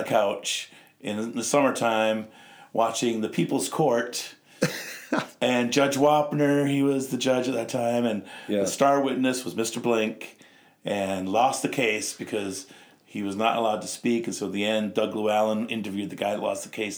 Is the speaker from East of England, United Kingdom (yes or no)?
yes; Norwich, East of England, United Kingdom; now in Wisconsin, United States; Actually born in Norwich, England